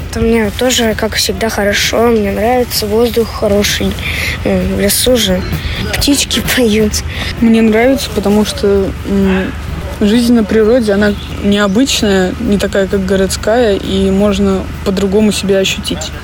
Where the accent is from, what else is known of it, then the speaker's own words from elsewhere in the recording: Saint Petersburg, Russia; тоже из э, Санкт-Петербурга.